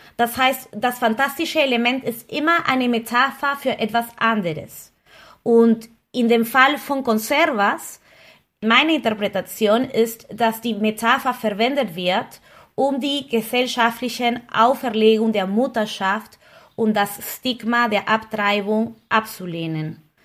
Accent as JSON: {"language": "German", "country": "Peru", "moved": "yes", "lives_now": "Berlin, Germany", "said": "ich komme aus Peru"}